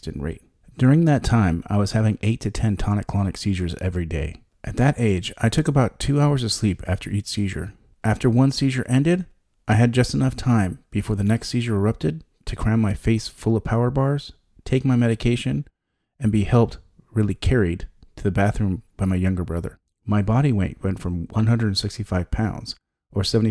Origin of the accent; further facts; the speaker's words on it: San Diego, California, United States; In 1995, I was 20 and attending the University of California in San Diego. Though the university was in my hometown